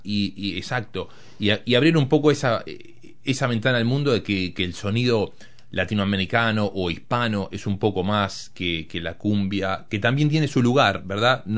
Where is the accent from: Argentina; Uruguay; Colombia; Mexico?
Uruguay; Montevideo; moved away; me crié en Montevideo, nací ahí